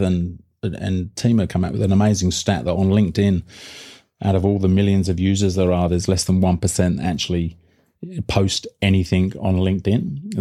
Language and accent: English; United Kingdom; now in Australia; being the Brit that I am